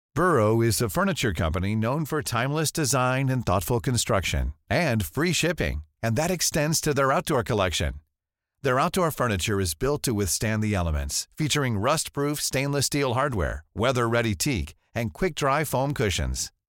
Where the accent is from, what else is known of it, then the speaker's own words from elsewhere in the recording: Melbourne, Victoria, Australia; also born or lived in Geelong; now in Perth, Australia; I grew up in Melbourne